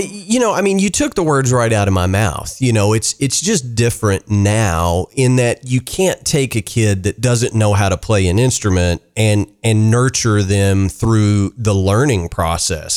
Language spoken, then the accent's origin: English; the South, United States; growing up in the South, you know, I've played in a billion Southern rock bands